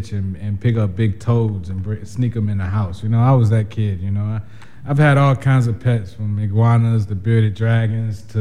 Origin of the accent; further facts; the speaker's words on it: United States; we grew up in the American culture